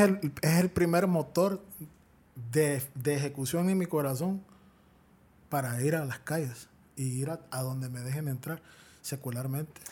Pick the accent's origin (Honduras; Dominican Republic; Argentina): Honduras; Es la tierra de mis generaciones yo no quiero salir huyendo de mi tierra